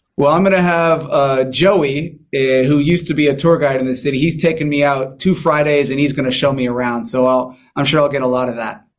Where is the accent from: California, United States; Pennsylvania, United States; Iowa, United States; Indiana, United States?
California, United States; San Diego; I'm from here. I'm from San Diego.